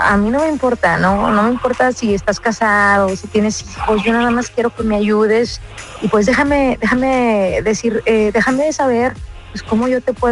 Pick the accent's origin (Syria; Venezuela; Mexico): Mexico; Colima; Yo soy mexicana. Órale, ¿de qué parte? Mm, yo soy del estado de Colima.